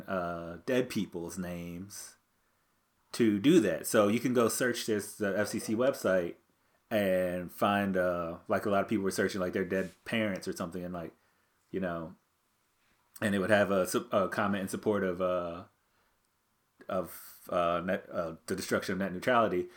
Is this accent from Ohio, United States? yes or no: yes; America's Roller Coast, Ohio, United States; we grew up on America's rock and roller coast